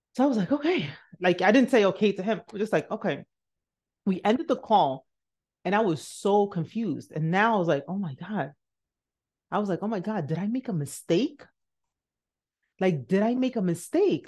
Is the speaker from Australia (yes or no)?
no; Nigeria; moved away; I'm Nigerian.